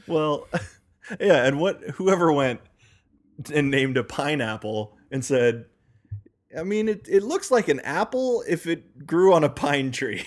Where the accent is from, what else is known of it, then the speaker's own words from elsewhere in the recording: United States; Rob and I, by which I mean Rob and myself are native born Americans